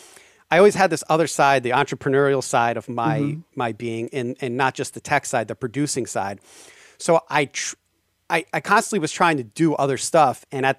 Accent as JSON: {"language": "English", "town": "New York City", "region": "New York", "country": "United States", "said": "And that kind of drives me nuts as a New Yorker, which is sometimes why New Yorker style can't really go out to LA."}